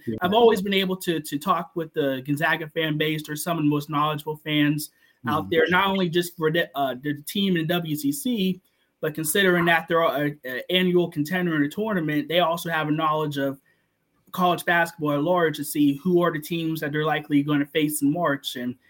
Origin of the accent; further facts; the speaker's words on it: Pittsburgh, Pennsylvania, United States; I'm from the Pittsburgh area and been a Panthers fan my whole life.